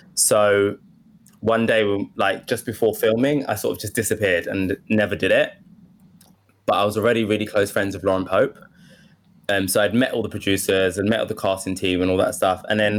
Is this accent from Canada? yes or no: no; Woodford, London, United Kingdom; accent: Essex; Yeah, I grew up in Woodford. But I think I just trained myself to lose the Essex accent.